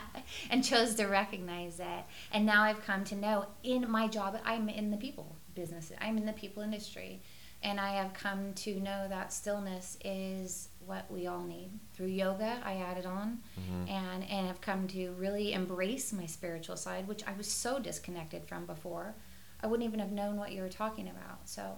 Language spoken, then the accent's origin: English; Sacramento, California, United States